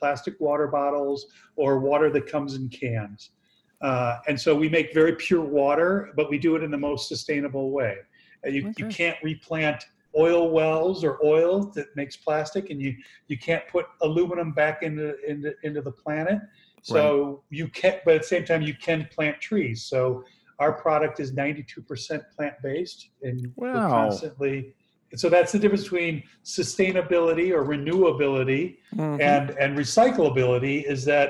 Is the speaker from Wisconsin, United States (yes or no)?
yes; Milwaukee, Wisconsin, United States; I'm from Wisconsin. I'm from Milwaukee